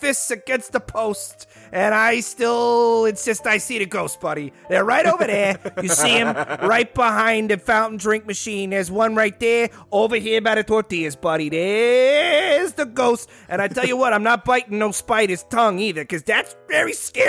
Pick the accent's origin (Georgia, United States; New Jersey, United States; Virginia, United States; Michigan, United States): New Jersey, United States; See, I'm from Jersey. You don't know.